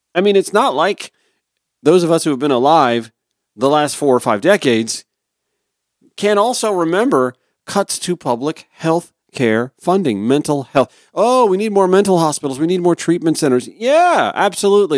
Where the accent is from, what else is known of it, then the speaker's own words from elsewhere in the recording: Augusta, Georgia, United States; moved away; my hometown of Augusta